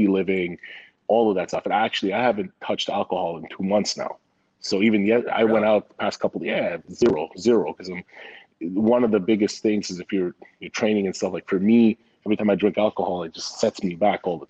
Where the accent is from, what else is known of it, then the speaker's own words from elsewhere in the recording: Montreal, Quebec, Canada; moved away; also born or lived in Vancouver; So I grew up in Montreal. Then I lived in Vancouver.